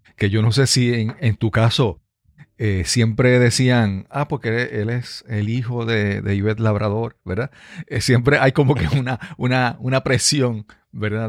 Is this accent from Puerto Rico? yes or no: yes; Yabucoa, Puerto Rico; viajaba de San Juan a Yabucoa, a mi pueblo